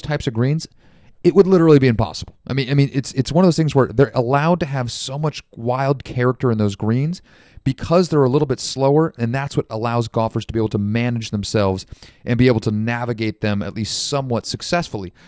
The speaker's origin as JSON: {"language": "English", "country": "United States", "said": "as Americans"}